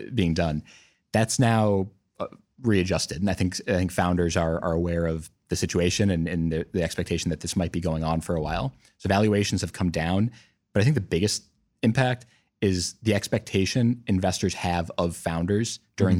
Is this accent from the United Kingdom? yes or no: no; Milwaukee, Wisconsin, United States; also born or lived in Cincinnati, Ohio; now in Columbus, United States; I'm actually born in Cincinnati, so kind of coming full circle, but but grew up in Milwaukee